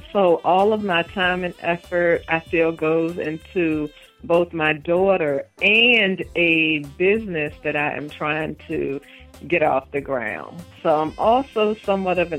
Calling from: Virginia, United States; I am calling from Virginia.

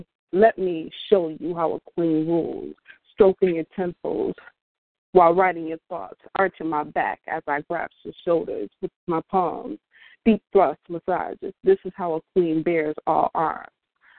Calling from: New York, United States; I'm calling from New York.

